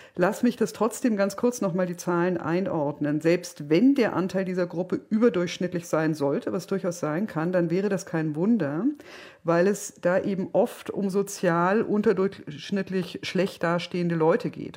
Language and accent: German; Berlin, Germany; als Berlinerin